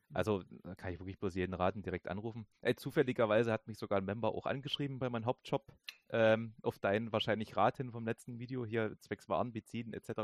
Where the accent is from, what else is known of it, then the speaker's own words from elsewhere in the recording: Germany; bei uns in Deutschland